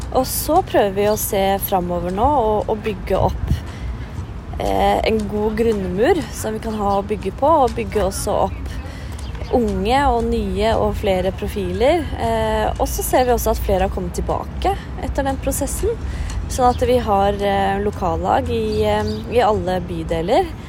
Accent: Oslo, Norway; født og oppvokst i Oslo

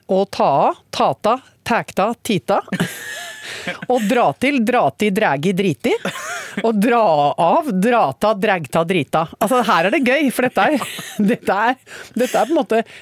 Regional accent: Basel, Basel-Stadt, Switzerland; born there; siden jeg er født i Sveits

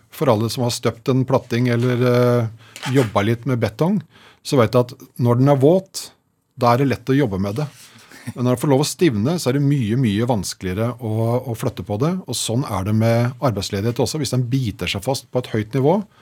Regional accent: Slemmestad, Akershus, Norway; jeg er fra Slemmestad

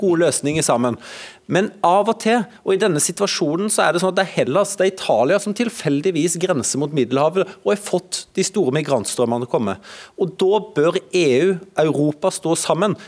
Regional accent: Norway; jeg er født i Norge

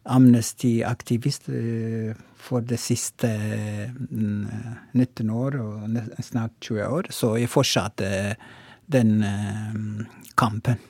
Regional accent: Oromo, Oromia, Ethiopia; Norwegian is a second language; moved away as an adult; now in Tromsø, Norway; opprinnelig er jeg fra Etiopia, og Romo

